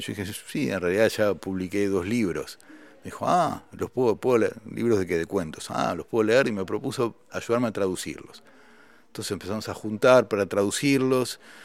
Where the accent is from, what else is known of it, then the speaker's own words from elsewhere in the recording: Argentina; moved away as an adult; also born or lived in France; siendo un solista argentino